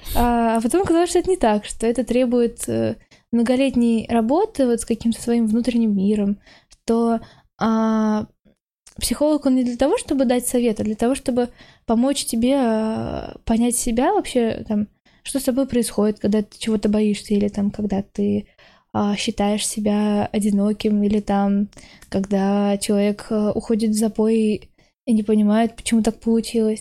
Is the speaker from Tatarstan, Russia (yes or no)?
yes; Naberezhnye Chelny, Tatarstan, Russia; moved away as an adult; now in Moscow, Russia; я родом из Челнов, поэтому mm там я была целых 18 лет